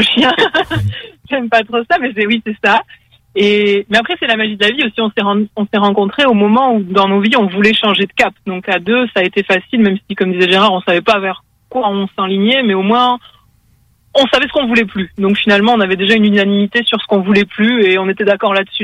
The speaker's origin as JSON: {"language": "French", "country": "France", "also_born_or_lived": "Quebec", "moved": "as an adult", "lives_now": "Canada", "said": "on est français. Ça va faire deux ans qu'on est au Canada"}